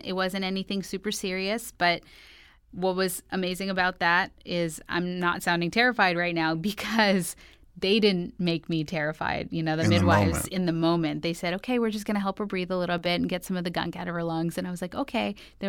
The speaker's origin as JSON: {"language": "English", "region": "New York", "country": "United States", "said": "I'm from New York"}